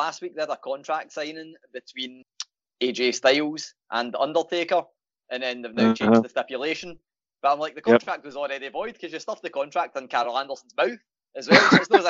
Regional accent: Glasgow, Scotland, United Kingdom; I might be biased because I'm Glaswegian

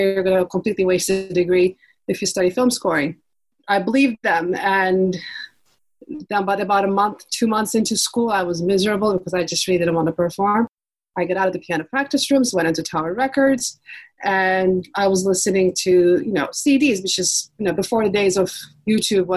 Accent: Istanbul, Turkey; I grew up in Istanbul in the 80s.

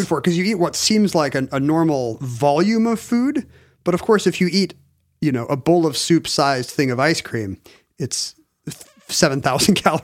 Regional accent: South Korea; moved away; growing up in Korea

